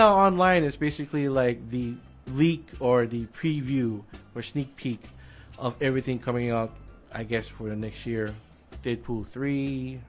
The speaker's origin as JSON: {"language": "English", "region": "Hawaii", "country": "United States", "tie": "born or raised there", "said": "growing up in Hawaii"}